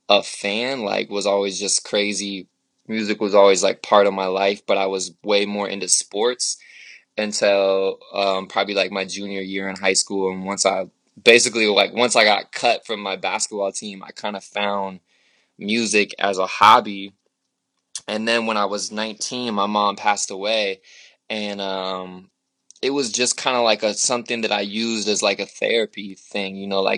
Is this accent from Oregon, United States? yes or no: yes; Portland, Oregon, United States; moved away as an adult; now in Oakland, United States; born and raised in Portland